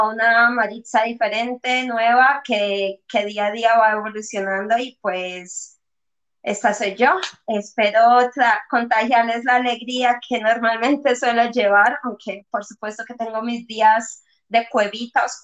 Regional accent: Colombia; Bueno, pues yo soy una colombiana que he viajado mucho, he vivido en muchas ciudades, en muchos sitios

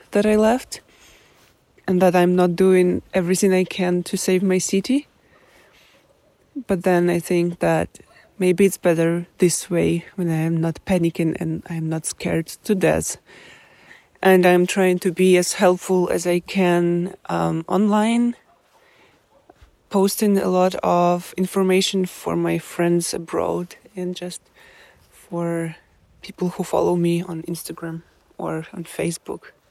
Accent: Kyiv, Ukraine; English is a second language; I am from Kiev, the capital of Ukraine.

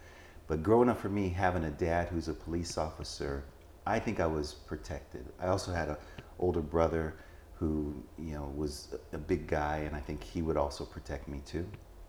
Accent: Los Angeles, California, United States; moved away as an adult; also born or lived in Texas / Germany / Maryland; So I was born in Los Angeles, California.

